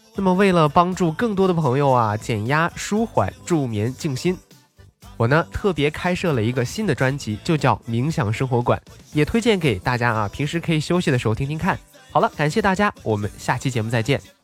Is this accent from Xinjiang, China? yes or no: yes; Xinjiang, China; moved away; 没有回到我的老家新疆啊